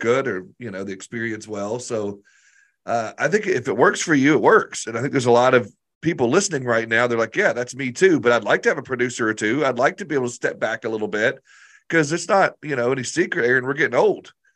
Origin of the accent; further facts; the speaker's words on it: Arkansas, United States; I'm this dude from Arkansas that was working out of my basement